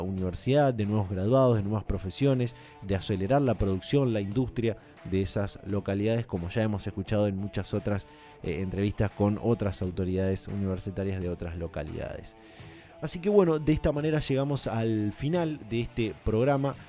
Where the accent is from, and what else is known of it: Argentina